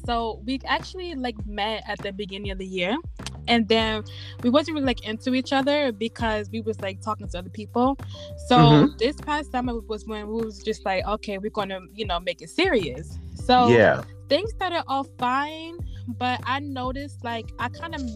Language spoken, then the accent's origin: English; New Jersey, United States; moved away; also born or lived in North Carolina; I'm from Jersey, but I moved down south in 2004